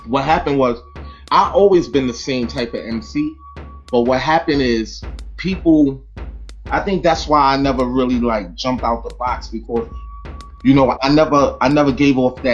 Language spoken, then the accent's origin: English; Brooklyn, New York, United States; moved away; also born or lived in Long Island / Baltimore, Maryland / Orlando, Florida; growing up in Brooklyn